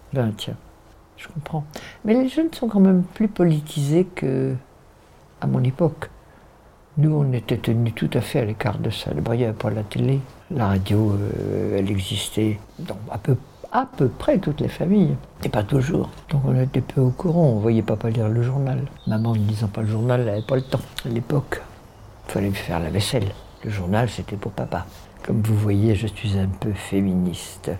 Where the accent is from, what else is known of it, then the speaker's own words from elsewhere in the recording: Paris, Île-de-France, France; Je vivais à Paris avec ma mère